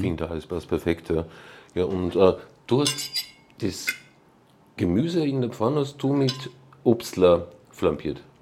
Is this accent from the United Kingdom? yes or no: no; Braunau am Inn, Upper Austria, Austria; now in Salzburg, Austria; in Braunau am Inn, ähm, die, meine Heimatstadt